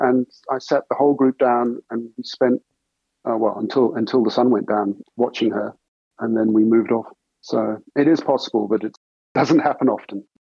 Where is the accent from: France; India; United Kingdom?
United Kingdom; Herefordshire, West Midlands; also born or lived in South Africa; I was born in South Africa and grew up on a farm there until I was about seven years old, at which point moved to Herefordshire in England. Grew up for the rest of my teenage years in Herefordshire on a farm there